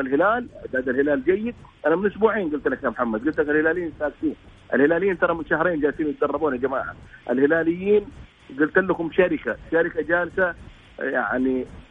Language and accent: Arabic; Saudi Arabia; عندنا في السعوديه